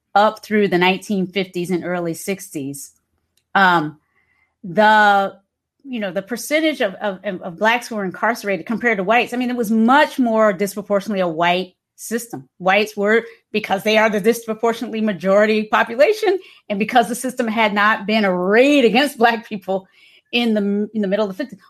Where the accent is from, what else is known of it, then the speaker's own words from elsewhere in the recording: Hampton, Virginia, United States; moved away as an adult; also born or lived in Kinston, North Carolina / Charlottesville, Virginia; now in San Francisco, United States; raised in Hampton, Virginia